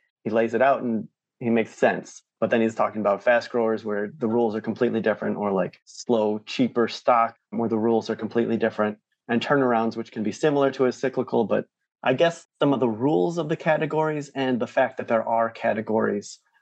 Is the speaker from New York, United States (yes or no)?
yes; Rochester, New York, United States; I grew up near Rochester, New York